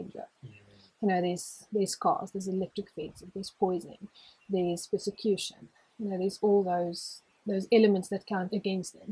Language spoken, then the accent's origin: English; Johannesburg, Gauteng, South Africa; now in Hartbeespoort, South Africa; In Joburg, but not like city Joburg. I grew up on a plot, which is the suburb's called Poortview